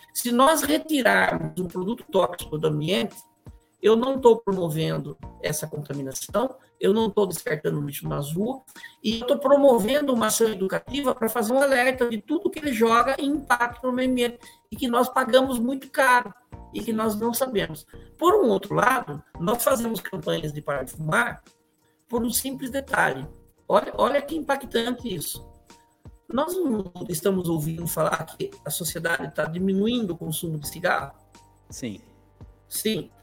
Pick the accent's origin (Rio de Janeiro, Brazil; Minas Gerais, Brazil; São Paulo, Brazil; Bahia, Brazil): São Paulo, Brazil; Sorocaba; eu nasci e sempre morei em Sorocaba